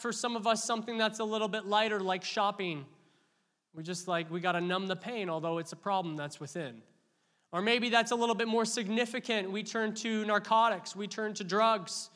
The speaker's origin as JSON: {"language": "English", "country": "Canada", "said": "we're Canadian"}